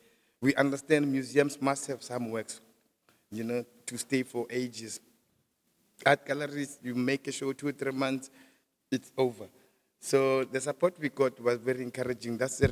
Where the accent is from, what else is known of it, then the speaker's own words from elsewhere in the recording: Springs, Gauteng, South Africa; We're from the same township of Gwatema in Springs, in the East Rand.